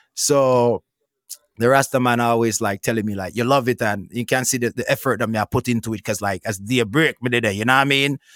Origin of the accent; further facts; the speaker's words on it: Petersfield, Westmoreland, Jamaica; I born and grew up in Westmoreland, you know what I mean? Westmoreland, Jamaica, Petersfield